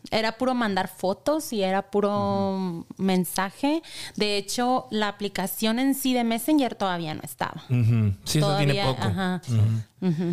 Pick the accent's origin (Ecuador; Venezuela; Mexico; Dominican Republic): Mexico; Imuri, Sonora; para mi pueblo. De donde es ella.